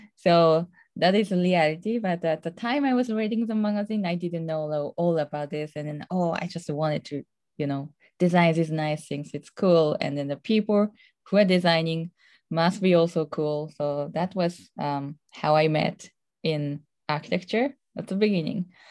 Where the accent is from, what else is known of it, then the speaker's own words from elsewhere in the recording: Tohoku, Japan; English is a second language; moved away; I'm originally from Tohoku area in Japan